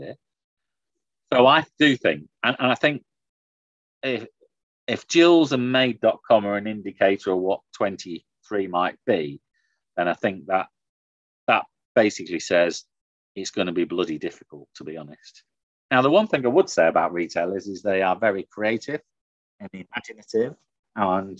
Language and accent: English; the north of England, United Kingdom; I grew up in the Thatcher government in the north